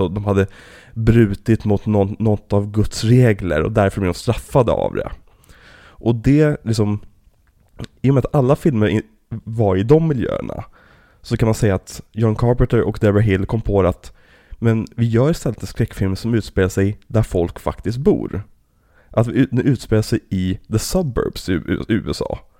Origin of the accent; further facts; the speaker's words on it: Trollbäcken, Stockholm County, Sweden; det här är ju typ området vi växte upp i, liksom, i Trollbäcken